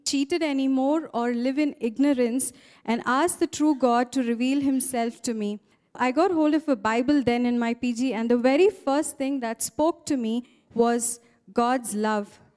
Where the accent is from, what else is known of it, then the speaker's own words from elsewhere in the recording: Hyderabad, Telangana, India; I'm from Hyderabad. I was born in a traditional family to parents who were staunch Hindus.